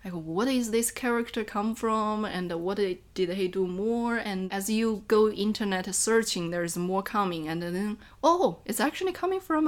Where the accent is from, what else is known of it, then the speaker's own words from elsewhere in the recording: Enshi, Hubei, China; English is a second language; moved away as an adult; now in Chengdu, China; I come from Hubei, Enshi. Hubei Enshi is a Miao and a Tujia minority region. And I come from a very small village in Enshi.